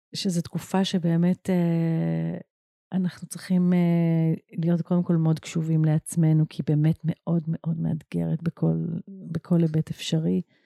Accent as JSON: {"language": "Hebrew", "country": "Israel", "tie": "born or raised there", "said": "גדלתי בקיבוץ"}